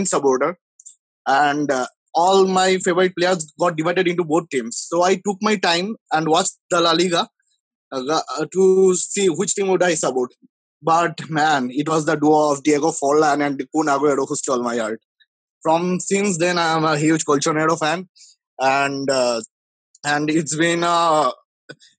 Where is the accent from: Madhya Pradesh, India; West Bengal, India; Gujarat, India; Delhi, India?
West Bengal, India; Kolkata; I'm from Kolkata